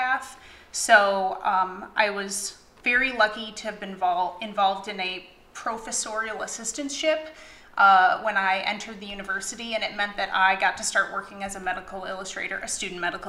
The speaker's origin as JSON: {"language": "English", "town": "Detroit", "region": "Michigan", "country": "United States", "tie": "born or raised there", "also_born_or_lived": "East Lansing, Michigan / Knoxville, Tennessee", "said": "I'm originally from Metro Detroit and grew up there"}